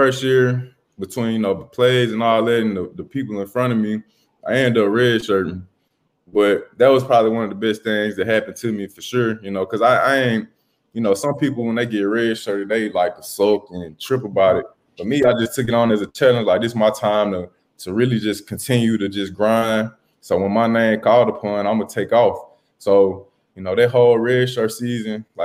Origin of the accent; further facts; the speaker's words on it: Mississippi, United States; growing up in Mississippi